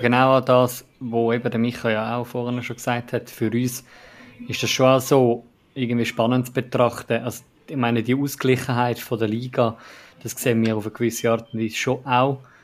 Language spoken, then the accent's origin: German; Zurich / Eastern Switzerland, Switzerland; ich als, als äh, Zürcher und Ostschweizer